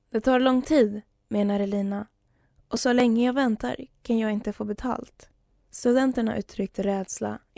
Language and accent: Swedish; Russia; now in Sweden; bara att jag pratar ut i en tidning i Sverige är straffbart i Ryssland. Om jag inte känner mig säker i mitt hemland, varför skulle jag flytta tillbaka?